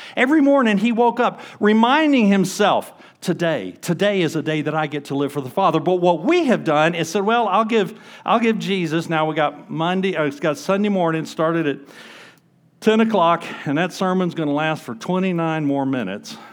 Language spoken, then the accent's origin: English; Huntsville, Alabama, United States; moved away; I grew up in Huntsville, Alabama